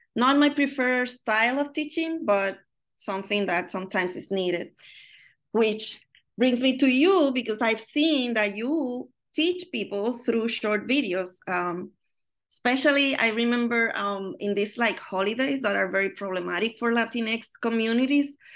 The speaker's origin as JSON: {"language": "English", "country": "Puerto Rico", "moved": "yes", "lives_now": "Chicago, United States", "said": "I'm from Puerto Rico"}